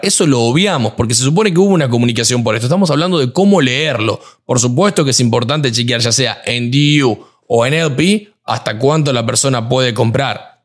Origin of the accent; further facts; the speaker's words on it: Argentina; moved away; yo soy argentino